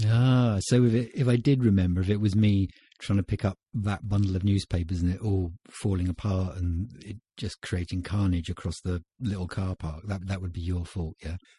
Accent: Winchester, South East England, United Kingdom; born or raised there

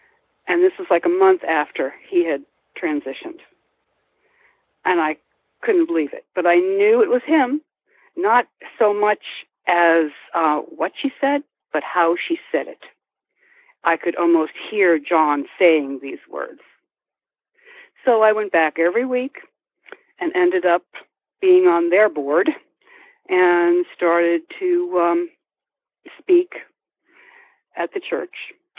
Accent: New Jersey, United States; moved away as an adult; also born or lived in New York City / California; now in Phoenix, United States; I'm from the East Coast. I was born in New Jersey and I was educated in New York City. I'm a graduate of the American Academy of Dramatic Arts, but that's another lifetime ago. I moved to California when I turned 40

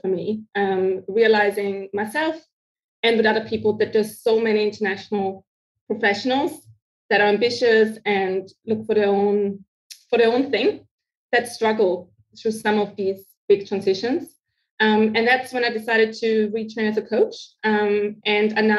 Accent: Austria; English is a second language; moved away as an adult; also born or lived in Africa / Asia; now in Myanmar; I'm originally from Austria, so I mainly work with the European aid agencies

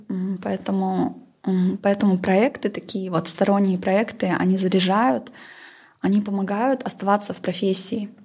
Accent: Pavlodar, Pavlodar Region, Kazakhstan; я сама родом из Павлодара, это такой промышленный город.

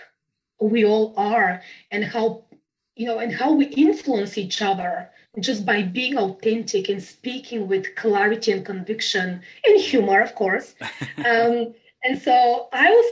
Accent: Bulgaria; English is a second language; moved away as an adult; now in United Kingdom; I'm from Bulgaria. I was born in Bulgaria. And so I moved to the UK in 2007.

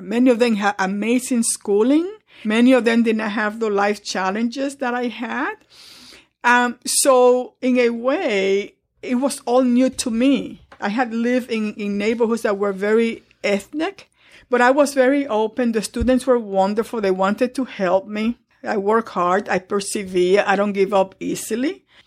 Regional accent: Dominican Republic; now in New York, United States; I grew up in the Dominican Republic

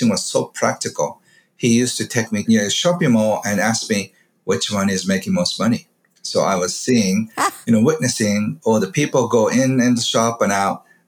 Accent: Kobe, Hyogo, Japan; I grew up in a beautiful neighborhood in Kobe, which is west side of Japan.

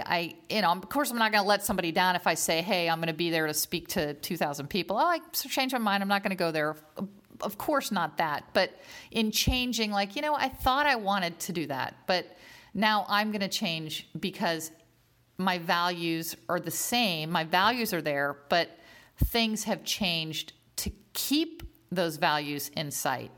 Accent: Northern Virginia, United States; I grew up in Northern Virginia

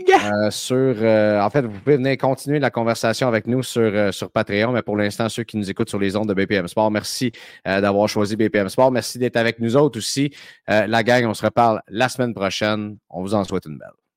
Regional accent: Saint-Eustache, Quebec, Canada; des gars de Saint-Eustache qui est mon patelin

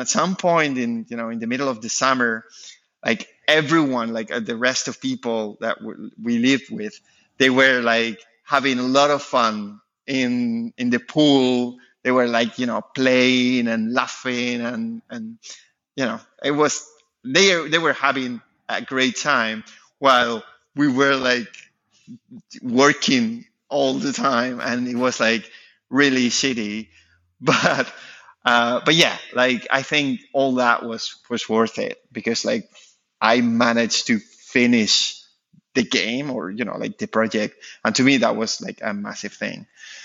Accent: the very south of Spain, southern Spain, Spain; moved away as an adult; now in France; I'm from Spain, from the very south of Spain.

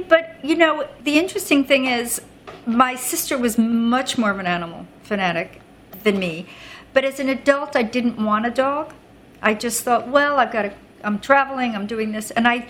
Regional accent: Roslyn, New York, United States; now in New York City, United States; Well, I grew up on Long Island, which is about, my home was in a town called Roslyn, small town.

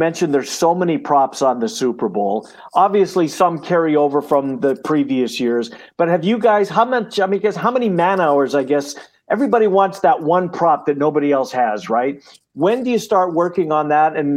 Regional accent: Canada; I'm Canadian

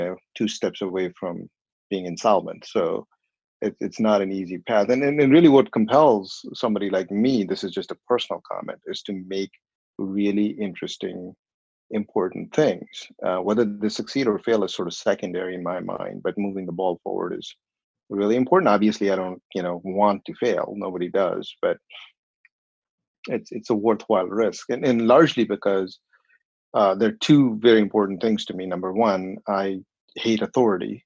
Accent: Bhopal, Madhya Pradesh, India; moved away as an adult; now in United States; I was born in a small town, small by Indian standards, and in population 3 or 4 million people. So it's all relative, I suppose, called Bhopal

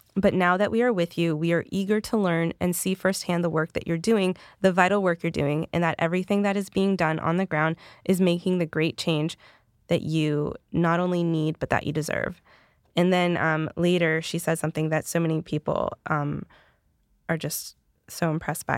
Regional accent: the Carolinas, United States; I'm from the Carolinas

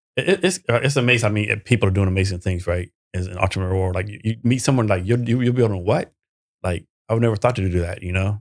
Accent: Texas, United States; also born or lived in Vietnam / Korea; I'm from Texas

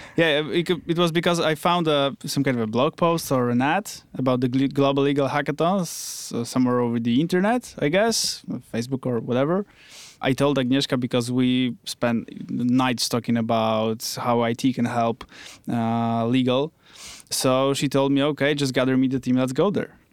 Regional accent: Wrocław, Lower Silesian Voivodeship, Poland; I come from Wrocław. Uh, it's another city in Poland.

